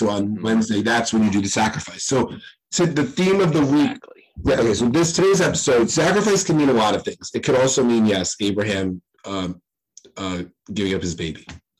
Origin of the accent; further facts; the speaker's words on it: New York, United States; two partially Irish and Italian New Yorkers